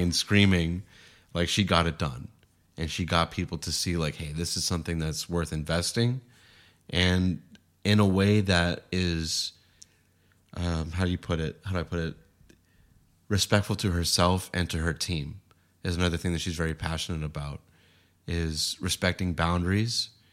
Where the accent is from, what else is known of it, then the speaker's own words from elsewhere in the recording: Boston, Massachusetts, United States; now in San Diego, United States; in Boston where I grew up